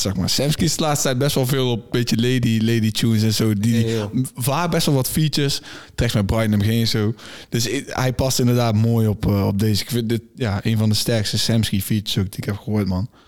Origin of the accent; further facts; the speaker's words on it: North Brabant, Netherlands; Wij komen uit het zuiden, wij komen uit Brabant